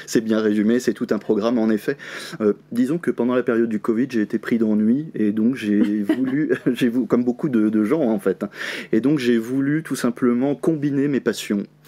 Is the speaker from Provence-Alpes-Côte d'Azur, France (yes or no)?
no; Le Mans, Pays de la Loire, France; je suis du Mans